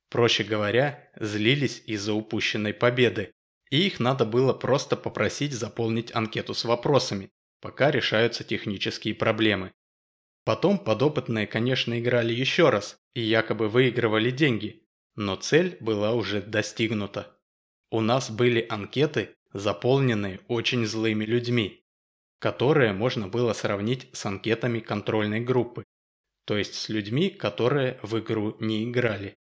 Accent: Moscow, Russia; Ну и как полагается раздражителю, конечно же, я из Москвы.

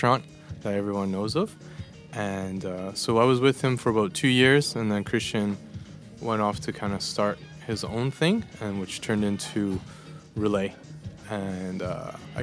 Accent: Edmonton, Alberta, Canada; moved away as an adult; now in Copenhagen, Denmark; born and raised in Edmonton, Alberta, in Canada

